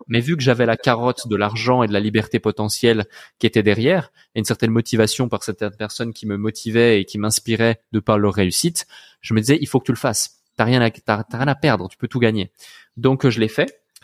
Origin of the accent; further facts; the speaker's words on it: Switzerland; Je suis né dans une petite ville euh, en Suisse à la campagne